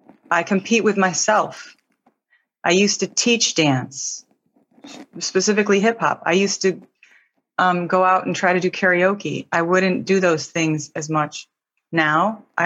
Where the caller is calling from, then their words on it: California, United States; The East Bay near Oakland, California.